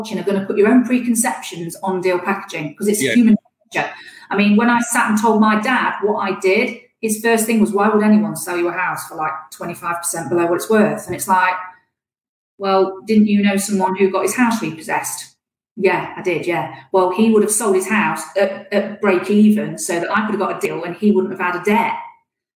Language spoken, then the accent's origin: English; Nottingham, East Midlands, United Kingdom; I'm from Nottingham